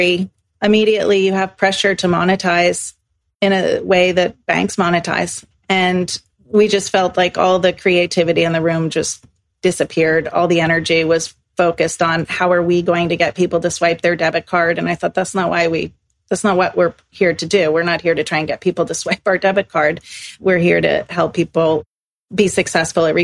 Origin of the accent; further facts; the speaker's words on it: Exeter, New Hampshire, United States; moved away as an adult; also born or lived in Chicago, United States; now in Stockholm, Sweden; I grew up in Exeter, New Hampshire